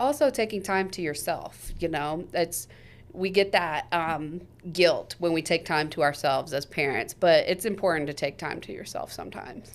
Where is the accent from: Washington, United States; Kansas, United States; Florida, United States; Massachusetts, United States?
Kansas, United States; Topeka; I was born and raised here in Topeka